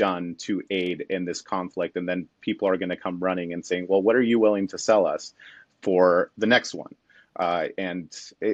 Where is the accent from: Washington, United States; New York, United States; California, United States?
California, United States; Bay Area; first language Spanish; English is a second language; I'm a Californian